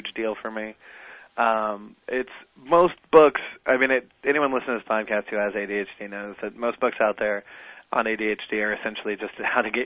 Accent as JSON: {"language": "English", "region": "South Florida", "country": "United States", "tie": "born or raised there", "moved": "yes", "lives_now": "New York City, United States", "said": "I started out of South Florida"}